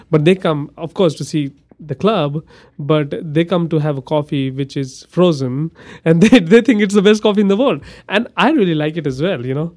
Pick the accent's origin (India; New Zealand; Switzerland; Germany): India; now in Amarillo, United States; I'm from India and my religion is Hindu